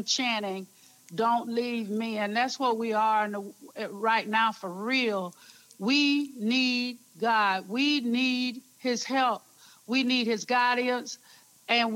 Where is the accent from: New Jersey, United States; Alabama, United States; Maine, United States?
Alabama, United States; Ozark; moved away; I am from Ozark, Alabama. Preacher's kid